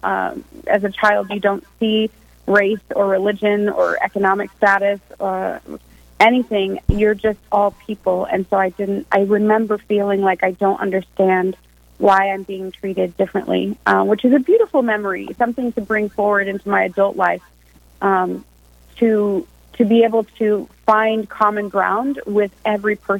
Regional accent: Nebraska, United States; moved away as an adult; now in Rapid City, United States; I'm originally from Nebraska

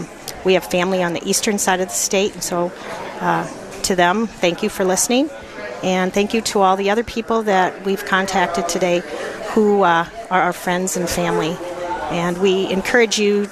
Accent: Kansas City, United States; now in Rapid City, United States; Well, I was born in the Kansas City area

